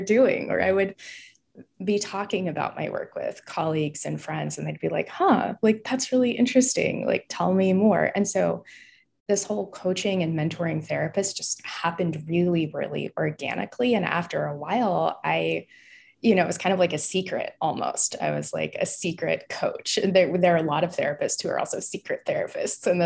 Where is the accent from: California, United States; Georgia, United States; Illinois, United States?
California, United States; Bakersfield; now in San Francisco, United States; I am thoroughly a West Coaster, born and raised in California. I've been here most of my life, currently based in San Francisco